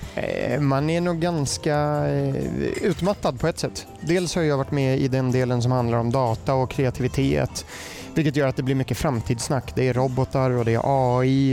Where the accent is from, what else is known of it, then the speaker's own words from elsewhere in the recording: Germany; accent: German; first language German; Swedish is a second language; also born or lived in United States; now in Sweden; min bakgrund är jag är född i USA. Mm. Eh, min pappa bodde där, träffade mamma där. Sen är min mamma tysk så då flyttade jag till Tyskland. Eh, uppvuxen där och det är mitt modersmål också